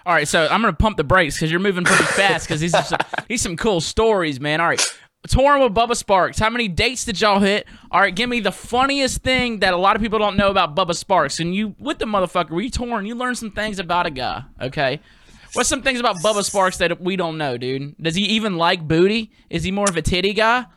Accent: Mississippi, United States; I'm from Mississippi, and we ain't got hockey

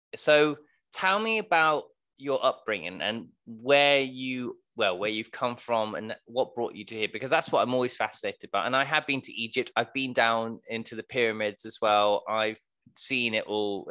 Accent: Plymouth, South West England, United Kingdom; I, I'm from a pla-, place called Plymouth

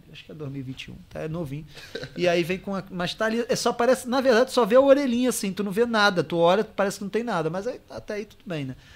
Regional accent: Rio de Janeiro, Brazil; now in Porto, Portugal; sou de um lugarzinho um pouquinho melhor. Aí a pessoa, onde? Eu falei, Anchieta.

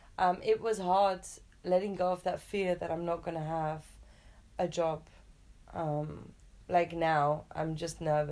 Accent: Munich, Bavaria, Germany; moved away; I'm from Munich.

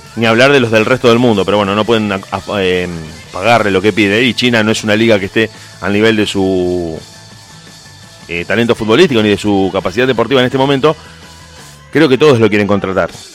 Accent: Argentina; como argentino

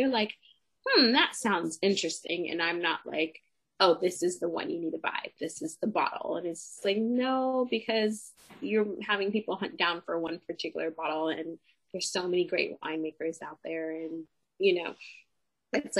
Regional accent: Los Angeles, California, United States; I grew up in Los Angeles

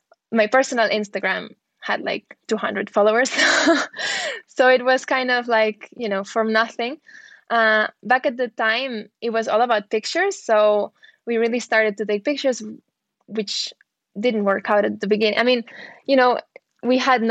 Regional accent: Barcelona, Catalonia, Spain; I was born in Barcelona, sunny Barcelona

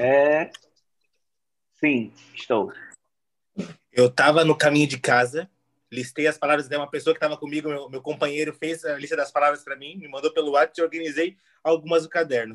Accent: Joinville, Santa Catarina, Brazil; Sou de Joinville

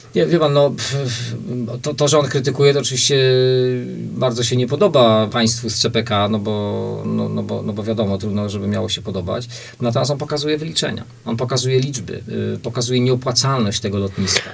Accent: Łódź Voivodeship, Poland; u nas w Łódzkiem

